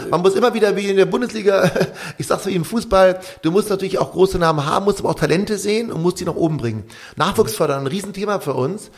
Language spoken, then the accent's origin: German; Düsseldorf, North Rhine-Westphalia, Germany; moved away as an adult; also born or lived in Vogtland, Saxony; now in Bad Elster, Germany; wir als Düsseldorfer